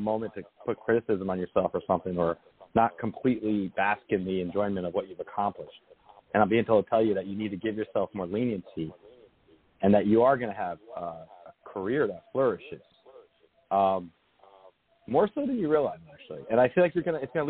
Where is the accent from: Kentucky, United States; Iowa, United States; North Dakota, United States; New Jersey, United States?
New Jersey, United States; Lodi; moved away; I was from Lodi originally